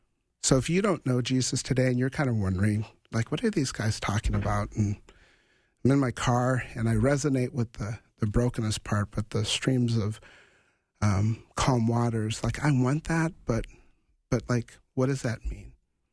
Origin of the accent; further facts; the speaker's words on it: Grand Forks, North Dakota, United States; I grew up in Grand Forks, North Dakota, Grand Forks Air Force Base, and I was a kid growing up and doing drills